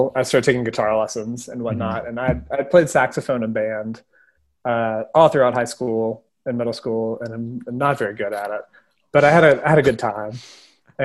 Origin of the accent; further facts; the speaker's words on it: Birmingham, Alabama, United States; also born or lived in Calhoun County, Alabama; we're both from Birmingham